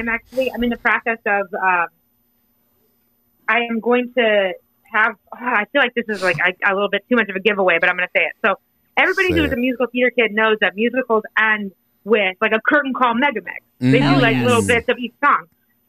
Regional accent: Indiana, United States; I grew up in Indiana and I am corny.

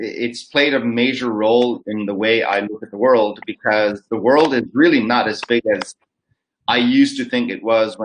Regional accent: Los Angeles, California, United States; moved away as an adult; also born or lived in Nagaland, India; now in Singapore; I grew up in California. And so Los Angeles is where I grew up

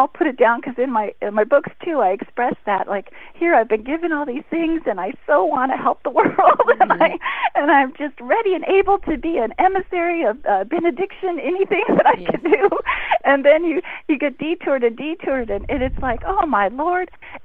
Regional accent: Beverly Hills, California, United States; I grew up in Beverly Hills

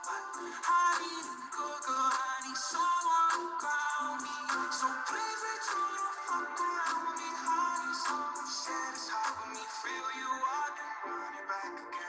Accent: Texas, United States; moved away as an adult; now in Syracuse, United States; I'm from Texas, and so I've never really experienced autumn

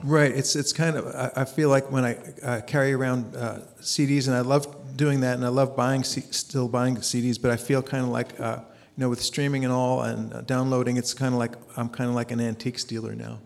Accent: New Jersey, United States; moved away as an adult; also born or lived in Bethlehem, Pennsylvania; I grew up in New Jersey.

